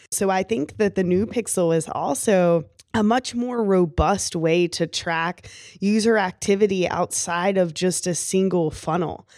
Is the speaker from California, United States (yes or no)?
no; Kentucky, United States; I was from Kentucky